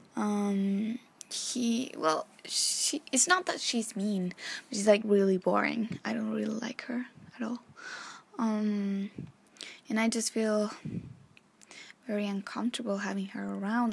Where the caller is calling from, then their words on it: Chile; I'm calling from Chile